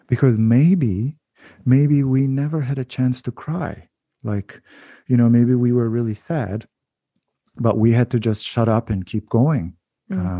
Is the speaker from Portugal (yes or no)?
no; Turkey; moved away as an adult; also born or lived in United States / Canada; now in Netherlands; growing up in Turkey and then um, going to different countries when I when I was so young and then and then coming back